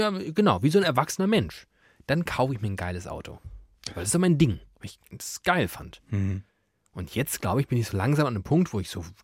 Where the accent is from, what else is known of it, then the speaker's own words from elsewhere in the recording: Germany; apropos äh, ich bin Deutscher.